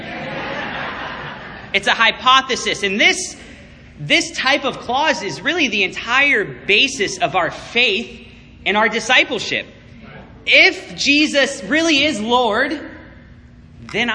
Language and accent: English; Virginia, United States; moved away as an adult; now in Chicago, United States; when we first moved to Chicago, and people heard that I was from Virginia